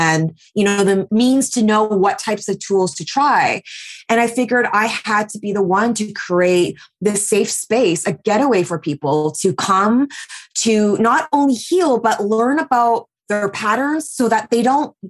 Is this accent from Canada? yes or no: yes; Vancouver, British Columbia, Canada; moved away as an adult; also born or lived in New York; I am 39 and I was born and raised in Vancouver, but I spent the last 8 years in New York and then just moved back to Vancouver during the pandemic.